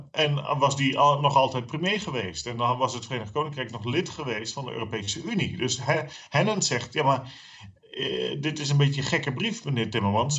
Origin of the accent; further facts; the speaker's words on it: Friesland, Netherlands; now in Zeeland, Netherlands; als Fries